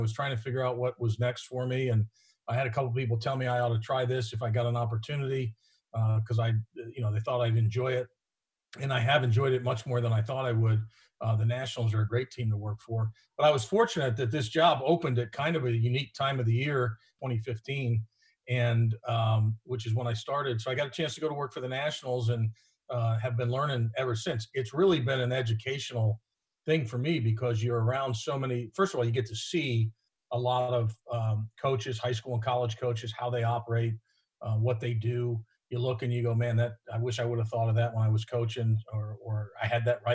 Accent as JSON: {"language": "English", "region": "Florida", "country": "United States", "tie": "born or raised there", "also_born_or_lived": "New York", "moved": "as an adult", "lives_now": "Cincinnati, United States", "said": "I grew up in Florida"}